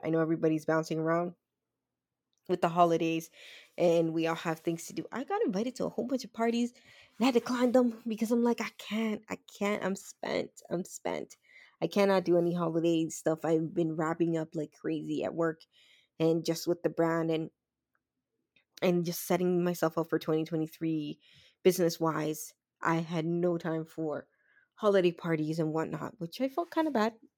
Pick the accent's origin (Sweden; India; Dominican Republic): Dominican Republic; I'm from the Dominican Republic